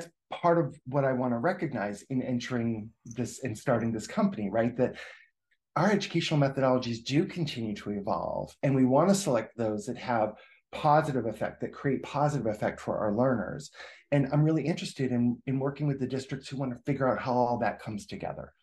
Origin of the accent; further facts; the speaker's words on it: Rochester, New Hampshire, United States; that's my hometown